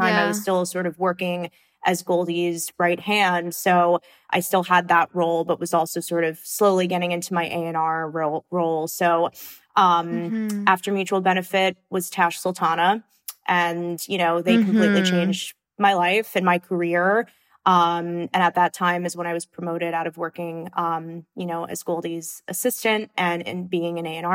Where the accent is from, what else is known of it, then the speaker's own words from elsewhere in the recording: Long Island, New York, United States; growing up on Long Island